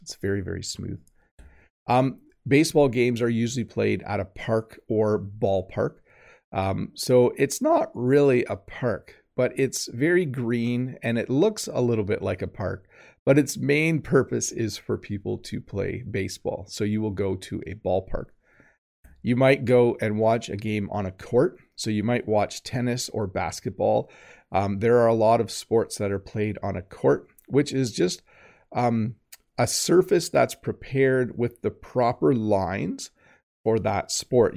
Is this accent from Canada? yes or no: yes; Canada; as a Canadian